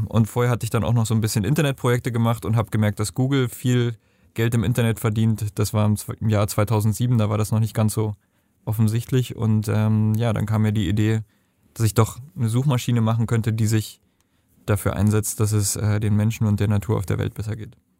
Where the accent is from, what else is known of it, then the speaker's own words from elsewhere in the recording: Germany; also born or lived in Nepal; bei uns in Deutschland